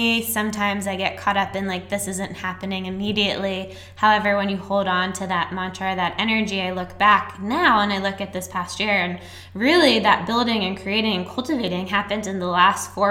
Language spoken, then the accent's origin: English; Annapolis, Maryland, United States; I'm from nice, preppy Annapolis.